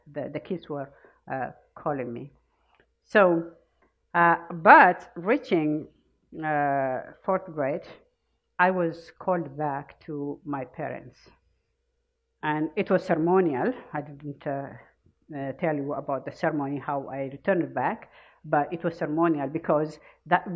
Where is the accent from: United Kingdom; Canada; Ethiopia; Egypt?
Ethiopia; born or raised there; now in United States